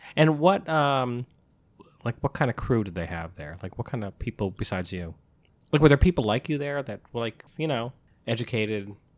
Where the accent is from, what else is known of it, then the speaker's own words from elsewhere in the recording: Albany, New York, United States; also born or lived in Syracuse; I'm from Albany, and, uh, I went to school in Syracuse.